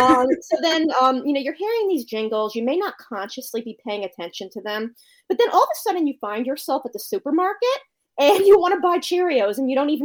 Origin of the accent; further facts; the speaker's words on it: Connecticut, United States; moved away as an adult; also born or lived in New York; now in Maryland, United States; I'm from Connecticut. So I eventually moved back to Connecticut